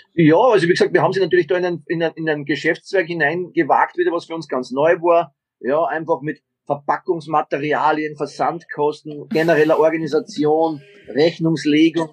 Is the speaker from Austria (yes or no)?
yes; Austria; now in Garching, Germany; bei uns in Österreich